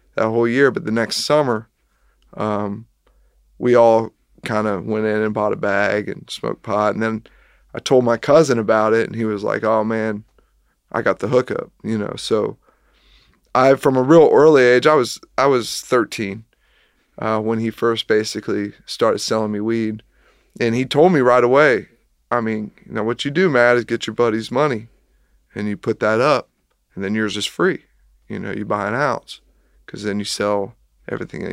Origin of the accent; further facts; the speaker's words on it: Kettering, Ohio, United States; moved away as an adult; also born or lived in Lexington, Kentucky / Richmond, Kentucky; I grew up in Kettering, Ohio, which is a suburb south of Dayton